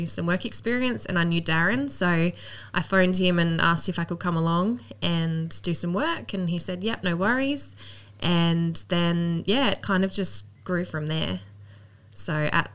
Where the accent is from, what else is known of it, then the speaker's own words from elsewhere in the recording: Central Coast, New South Wales, Australia; I grew up on the Central Coast. So, we had a house in Camel, grew up there and always been local.